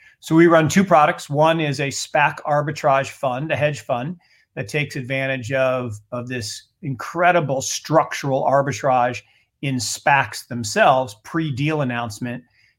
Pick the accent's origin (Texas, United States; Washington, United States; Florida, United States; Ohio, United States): Washington, United States; Seattle; I grew up in Seattle. So back in the old stomping grounds